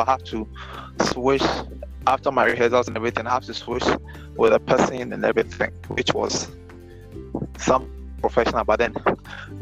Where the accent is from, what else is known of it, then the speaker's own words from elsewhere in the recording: Accra, Greater Accra, Ghana; I grew up in Accra, and primary schooling was in Accra